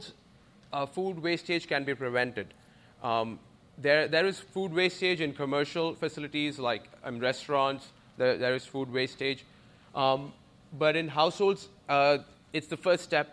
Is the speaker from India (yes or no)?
yes; India; moved away as an adult; I'm originally from India. I came here to do my master's in computer science.